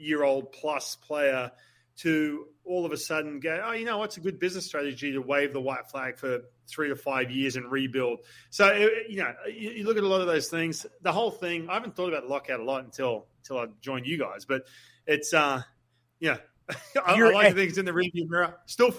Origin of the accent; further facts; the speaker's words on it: Australia; moved away; I'm Australian, right? So I go back to Australia